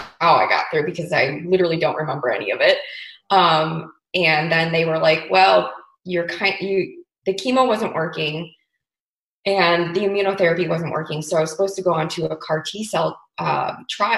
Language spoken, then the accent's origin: English; Chicago, Illinois, United States; moved away as an adult; now in Paso Robles, United States; I'm originally from Chicago